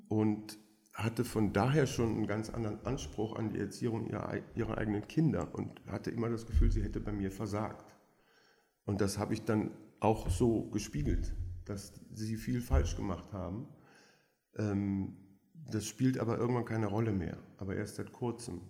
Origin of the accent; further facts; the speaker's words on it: Belgium; first language French; German is a second language; also born or lived in Aachen; now in Berlin, Germany; Ich bin tatsächlich in Belgien mit erster Sprache Französisch aufgewachsen